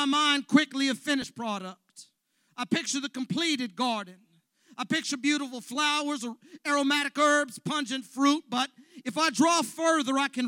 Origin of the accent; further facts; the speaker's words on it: Los Angeles, California, United States; I came from the San Fernando Valley, where the soil is rich